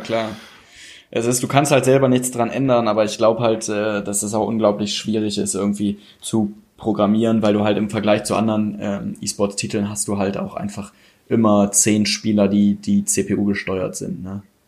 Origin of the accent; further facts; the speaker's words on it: North Rhine-Westphalia, Germany; ich komme ja hier aus dem Raum aus, äh, vom Niederrhein, also ist gar nicht so weit bis Köln